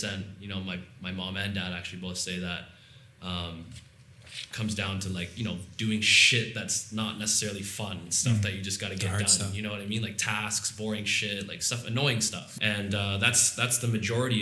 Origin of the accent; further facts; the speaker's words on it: Toronto, Ontario, Canada; I'm from Toronto, Ontario.